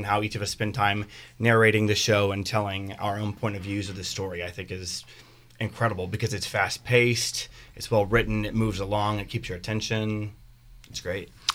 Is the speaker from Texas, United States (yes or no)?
no; Kentucky, United States; moved away as an adult; also born or lived in Nashville, Tennessee; I'm born and raised in Kentucky